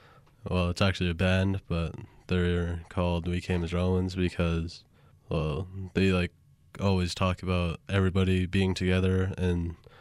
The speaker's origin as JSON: {"language": "English", "town": "Tuba City", "region": "Arizona", "country": "United States", "moved": "yes", "lives_now": "Albuquerque, United States", "said": "17. I currently attend the Native American Community Academy, and I'm from Tuba City, Arizona."}